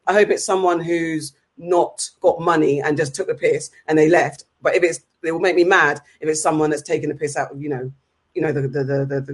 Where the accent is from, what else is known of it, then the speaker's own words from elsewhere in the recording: London, United Kingdom; I went to school in Wimbledon all my life, so I'm a play from Wimbledon.